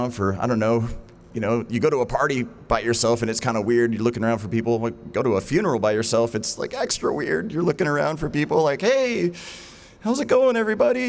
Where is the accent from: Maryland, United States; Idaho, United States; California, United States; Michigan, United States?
Idaho, United States; Hailey; we grew up together out in Indian Creek Canyon outside of Haley